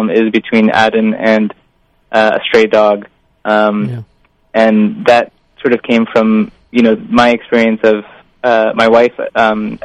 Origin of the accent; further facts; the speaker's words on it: Indiana, United States; I grew up in the Midwest in Indiana